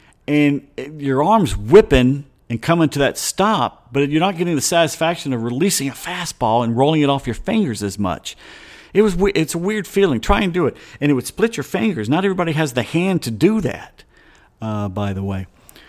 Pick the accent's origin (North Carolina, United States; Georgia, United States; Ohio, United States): Georgia, United States; moved away as an adult; also born or lived in San Diego; we were from Georgia